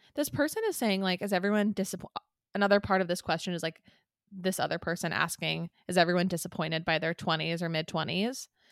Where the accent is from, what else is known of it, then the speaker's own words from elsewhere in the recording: San Clemente, California, United States; I loved living in San Clemente. I feel very proud to have lived there. I still, like, it is home.